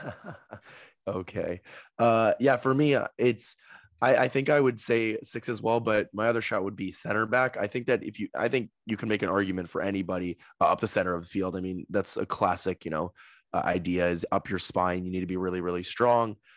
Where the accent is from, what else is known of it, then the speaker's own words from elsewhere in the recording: United States; As an American